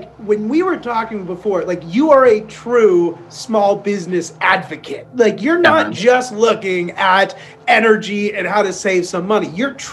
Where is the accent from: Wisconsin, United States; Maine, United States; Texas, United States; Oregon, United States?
Maine, United States; moved away; also born or lived in West Coast; I'm born and raised in Maine. Then I went and ventured out to the West Coast.